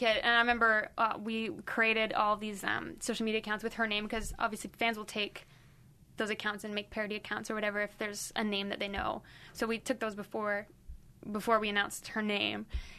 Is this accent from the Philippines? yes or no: yes; Philippines; like I grew up in the Philippines, and saying stupid is a really mean and really horrible thing to say there.